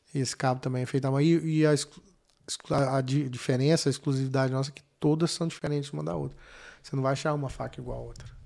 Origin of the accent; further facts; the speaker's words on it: Goiânia, Goiás, Brazil; moved away; Goiânia, né? Sou de Goiânia.